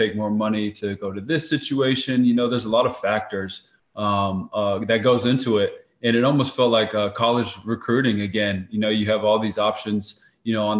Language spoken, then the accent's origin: English; Arizona, United States; staying home here in Arizona. You know, I'm born and raised here